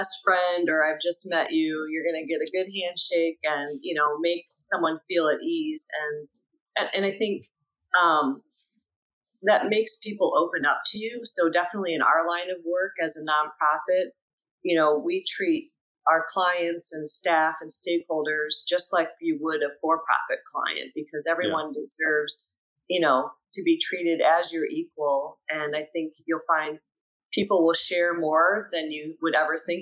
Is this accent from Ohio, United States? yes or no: yes; Ohio, United States; moved away as an adult; now in Chicago, United States; Born and raised in Ohio